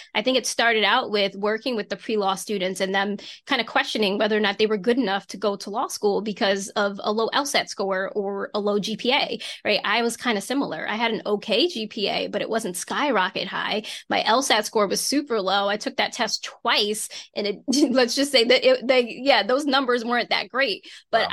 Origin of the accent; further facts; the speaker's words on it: Reading, Pennsylvania, United States; also born or lived in Philadelphia, Pennsylvania; That's where I'm originally from, but I was born in Philadelphia, Pennsylvania. So, we grew up in Reading and we moved to the suburbs